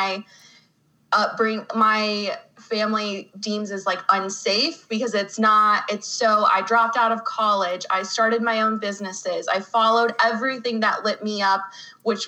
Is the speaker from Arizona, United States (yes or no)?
yes; Phoenix, Arizona, United States; born or raised there